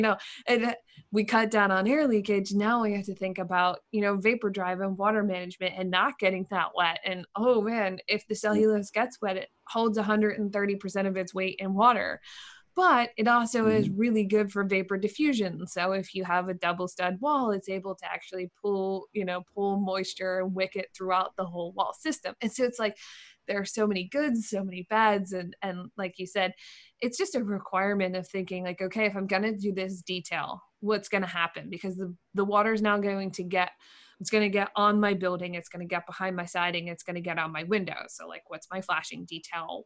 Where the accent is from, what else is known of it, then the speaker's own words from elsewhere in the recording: Lancaster, Pennsylvania, United States; now in Maine, United States; I grew up in in Lancaster, Pennsylvania, so not too far outside of Philly